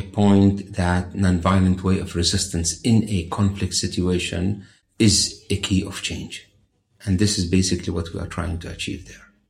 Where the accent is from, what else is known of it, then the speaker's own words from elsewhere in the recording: Bethlehem, West Bank, Palestine; I was born in Bethlehem.